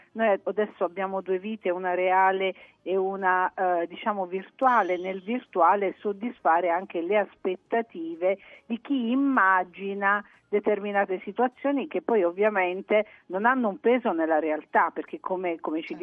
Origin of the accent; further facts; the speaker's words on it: Apulia, Italy; moved away as an adult; io sono pugliese di, di nascita, insomma fino ai miei 19 anni sono stata in Puglia